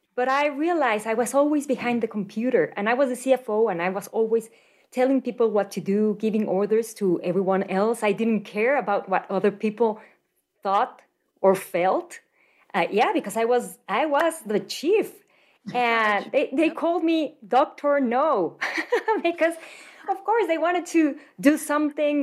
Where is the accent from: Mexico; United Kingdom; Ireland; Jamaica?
Mexico; Mexico City; moved away as an adult; now in Denver, United States; I was born and raised in Mexico City